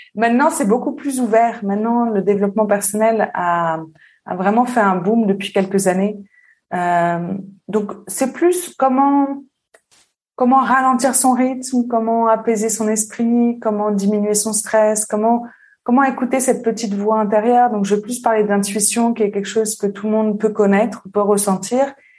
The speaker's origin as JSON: {"language": "French", "area": "southern suburbs of Paris", "region": "Île-de-France", "country": "France", "tie": "born or raised there", "also_born_or_lived": "Réunion / Lyon", "moved": "as an adult", "lives_now": "Switzerland", "said": "J'ai grandi en banlieue sud parisienne et après j'ai vécu à Paris longtemps"}